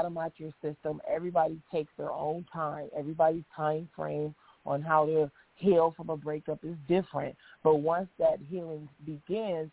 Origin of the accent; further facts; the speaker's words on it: Nebraska, United States; moved away as an adult; now in Los Angeles, United States; I'm from Nebraska. I moved here to L.A. for the same reason most people do, is show business